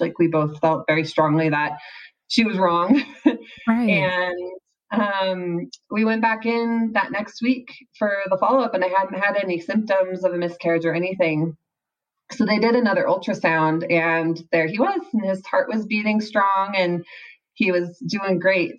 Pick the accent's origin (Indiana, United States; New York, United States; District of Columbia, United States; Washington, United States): Washington, United States; Seattle; moved away as an adult; now in Utah, United States; I am from the Seattle area, but I recently moved to Utah